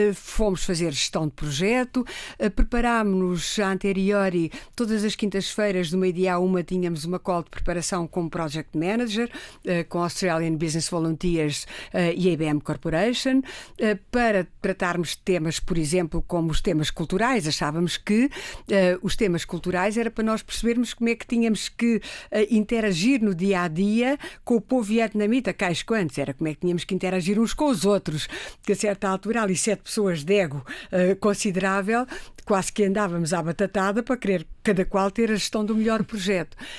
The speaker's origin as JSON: {"language": "Portuguese", "town": "Riachos", "region": "Santarém District", "country": "Portugal", "tie": "born or raised there", "moved": "as an adult", "lives_now": "Lisbon, Portugal"}